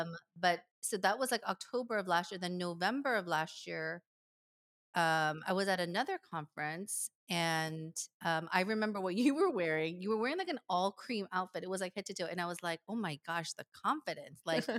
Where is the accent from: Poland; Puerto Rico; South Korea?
South Korea; Seoul; also born or lived in Bay Area, United States; now in Pasadena, United States; I grew up in Seoul, lived in apartments all of my life, and now I'm living in a house for the very first time in Pasadena